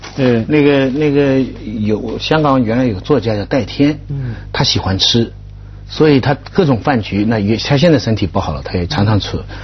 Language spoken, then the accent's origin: Chinese; China; 那个时候我们中国人缺乏这个场合